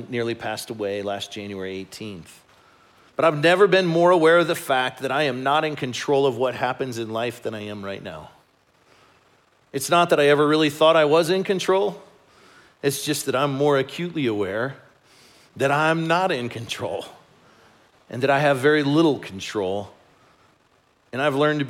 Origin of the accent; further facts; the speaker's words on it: Chicago, Illinois, United States; moved away; I grew up in Chicago